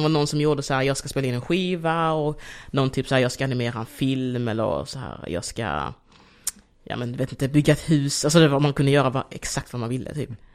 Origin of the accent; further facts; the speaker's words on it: Degeberga, Skåne, Sweden; also born or lived in Angola / Malmö; jag är ju uppvuxen mest i Degeberga, eller i Kristianstad kommun